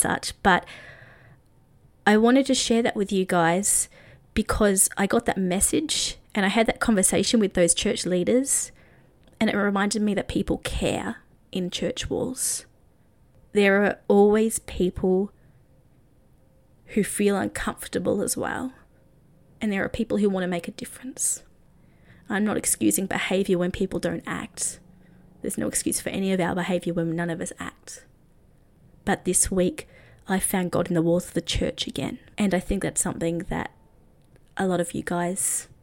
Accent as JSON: {"language": "English", "country": "Australia", "also_born_or_lived": "Nashville", "said": "I'm Australian."}